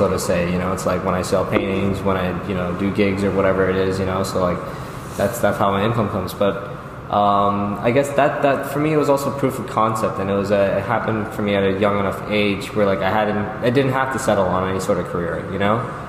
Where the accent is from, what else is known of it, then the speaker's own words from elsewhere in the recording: New York City, New York, United States; growing up in Jamaica, Queens